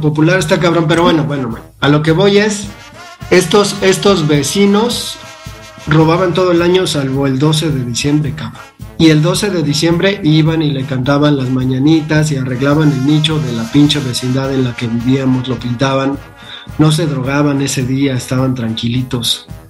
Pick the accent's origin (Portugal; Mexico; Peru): Mexico; Mexico City; yo que crecí en la Valle Gómez